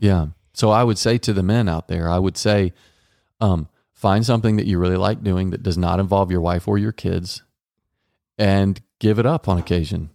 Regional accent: Dallas, Texas, United States; I was raised in Texas, Dallas, Texas

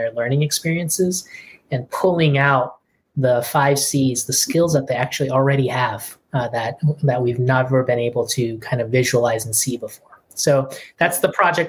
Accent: Providence, Rhode Island, United States; I grew up in Providence, Rhode Island, and my parents immigrated from Korea.

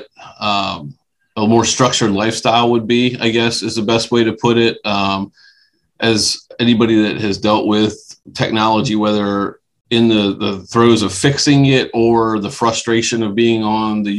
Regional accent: Dillsburg, Pennsylvania, United States; Always have been born and stayed in the South Central Pennsylvania area. Grew up in a little town called Dillsburg, Pennsylvania

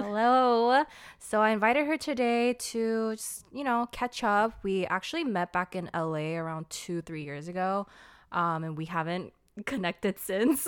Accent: Portland, United States; moved away; also born or lived in Los Angeles; I was from Portland.

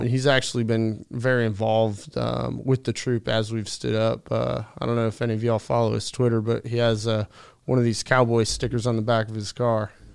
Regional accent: Derby, Connecticut, United States; I'm from a very small town in Connecticut called Derby

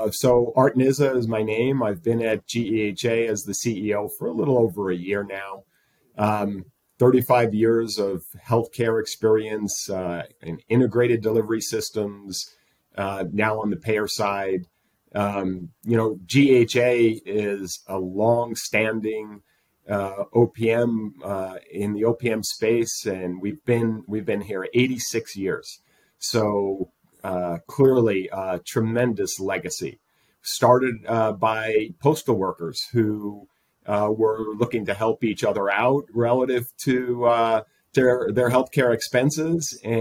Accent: East Coast, United States; moved away; I come from the East Coast

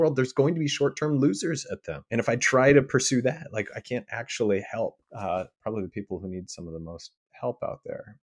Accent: Midwest, United States; growing up in the Midwest

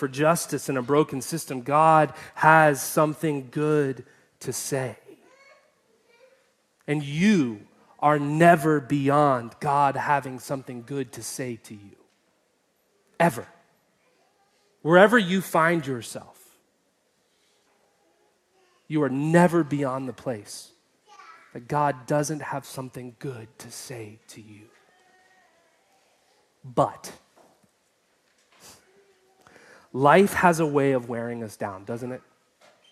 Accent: Atlanta, Georgia, United States; moved away; Atlanta, which is my hometown

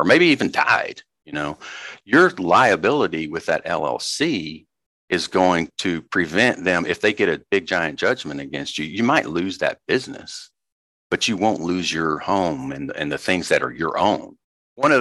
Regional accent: Arkansas, United States; I grew up in Arkansas and I grew up out in the country.

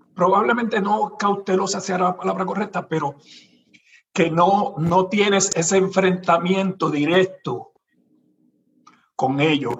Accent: Puerto Rico; now in United States; todos somos una mezcla de, tres razas en Puerto Rico

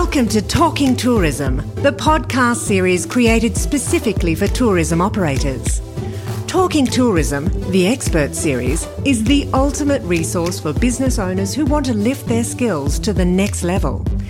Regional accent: near Niagara Falls, Ontario, Canada; moved away as an adult; I grew up in Canada near Niagara Falls, it's very urban

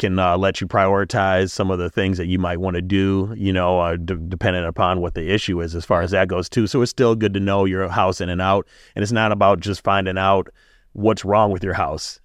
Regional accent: Milwaukee, Wisconsin, United States; Growing up in Brewers Hill and being on the East Side

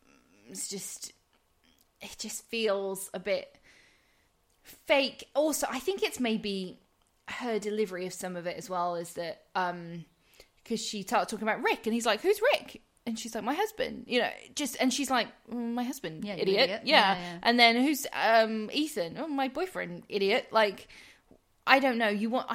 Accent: England, United Kingdom; now in London, United Kingdom; we're English, and I think because also we're in London

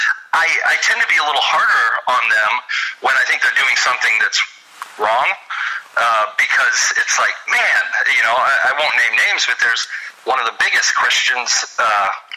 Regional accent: Indianapolis, Indiana, United States; I grew up in Indianapolis, Indiana

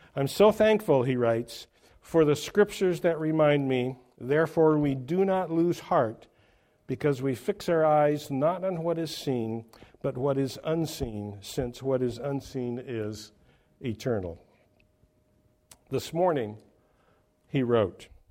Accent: Oregon, United States; my home state of Oregon

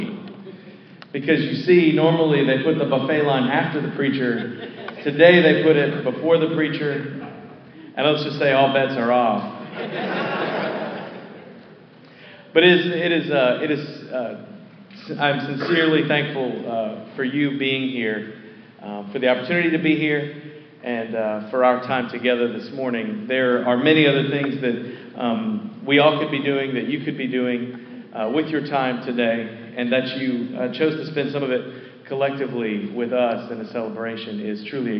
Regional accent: Houghton, Michigan, United States; I was born to a half-Finnish mother and a half-Finnish father in a mining town called Houghton

